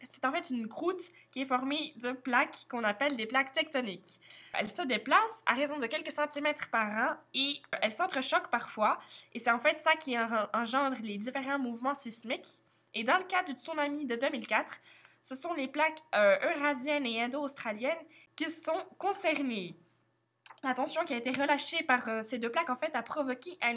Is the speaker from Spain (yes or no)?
yes; Spain; je suis espagnole, la mère fait partie